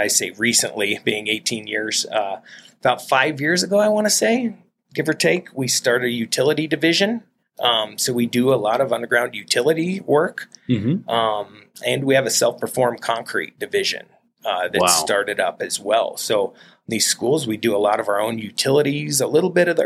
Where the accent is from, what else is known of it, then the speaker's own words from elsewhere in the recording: Colorado, United States; I was born and raised in Colorado